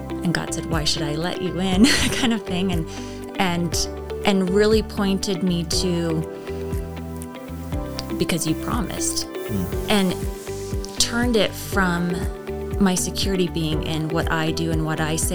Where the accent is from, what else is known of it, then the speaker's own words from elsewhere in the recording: Fallon, Nevada, United States; moved away as an adult; also born or lived in Canada; I grew up in Fallon, Nevada.